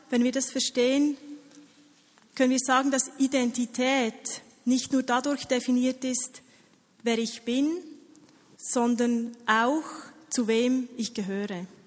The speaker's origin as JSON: {"language": "German", "country": "Switzerland", "said": "ich habe hier meine, meinen Pass mitgenommen. Ihr seht, ich bin Schweizerin."}